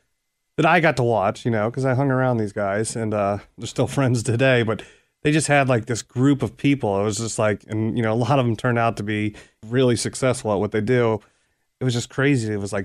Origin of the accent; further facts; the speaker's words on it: Cincinnati, Ohio, United States; Yep, I grew up in Anderson Township.